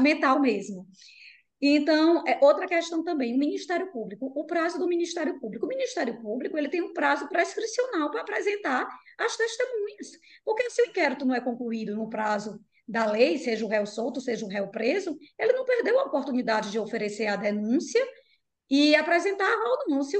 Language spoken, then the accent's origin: Portuguese; Piauí, Brazil; moved away; Minha família é do Piauí, né? Eu sou piauiense e eu sempre vou para lá